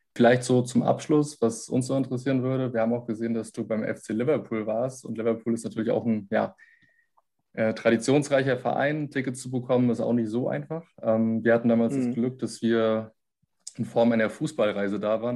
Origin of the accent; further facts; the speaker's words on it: Germany; bei uns in Deutschland